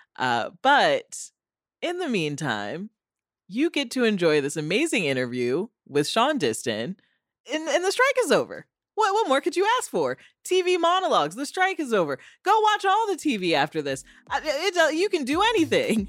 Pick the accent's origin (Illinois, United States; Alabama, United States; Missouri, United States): Illinois, United States; moved away as an adult; also born or lived in East Coast; I grew up in Illinois and went to school on the East Coast